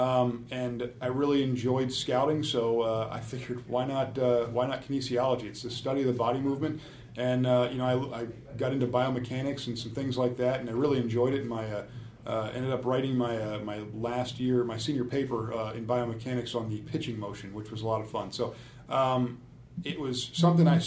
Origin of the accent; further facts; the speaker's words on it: York, Pennsylvania, United States; also born or lived in Rossville, Pennsylvania; now in Cincinnati, United States; I grew up in York, Pennsylvania, moved around a little bit